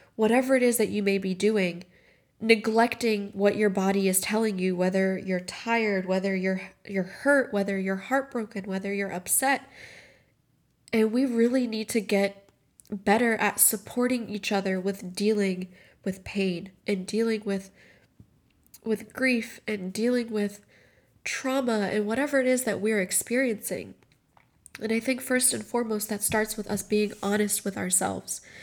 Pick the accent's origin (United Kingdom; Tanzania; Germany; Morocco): Morocco; moved away; I grew up in Morocco, and the majority of my family is still there.